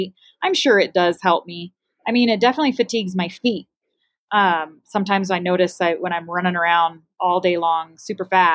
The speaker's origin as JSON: {"language": "English", "town": "Flagstaff", "region": "Arizona", "country": "United States", "tie": "born or raised there", "moved": "yes", "said": "Flagstaff, which is my hometown"}